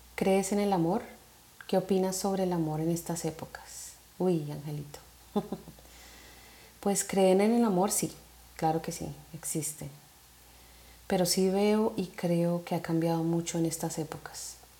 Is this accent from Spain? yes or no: no; Colombia; soy una mujer colombiana